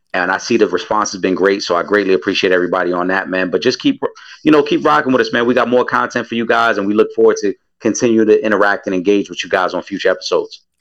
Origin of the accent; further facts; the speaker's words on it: New York City, New York, United States; I'm from the Bronx